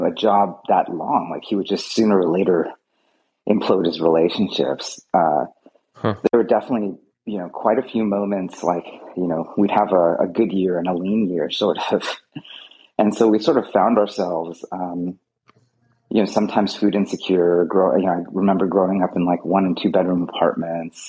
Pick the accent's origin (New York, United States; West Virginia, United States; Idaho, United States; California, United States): California, United States; Fremont; also born or lived in Canada; I grew up here in Fremont